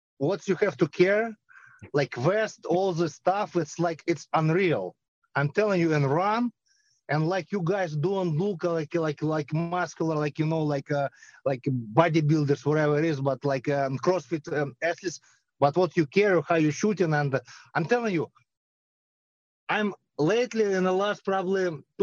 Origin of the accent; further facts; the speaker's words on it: Belarus; moved away; I'm from Belarus. I grew up by Chernobyl